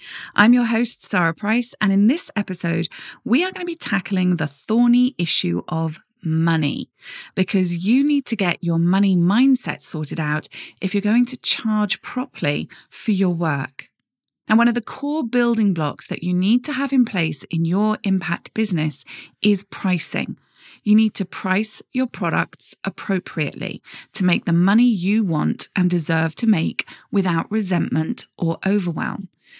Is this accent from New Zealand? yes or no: no; Jersey; Growing up, I grew up in Jersey, in the Channel Islands, which many of you will have heard of.